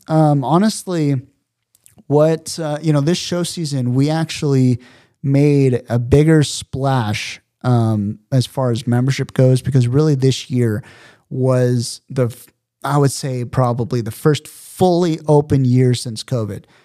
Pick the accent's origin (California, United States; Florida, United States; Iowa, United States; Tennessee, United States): California, United States; San Diego; also born or lived in Los Angeles; born and raised in San Diego